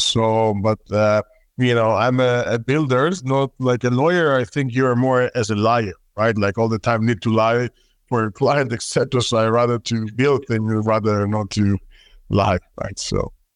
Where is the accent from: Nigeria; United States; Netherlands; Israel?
Israel; accent: Israeli; my terrible Israeli accent